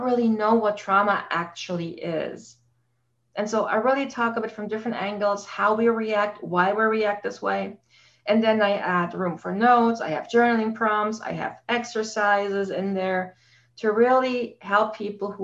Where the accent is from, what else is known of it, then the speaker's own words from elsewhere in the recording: Germany; moved away as an adult; now in Canada; I grew up in Germany and I came here to Canada after I met my husband, got married, and we live here now for 17 years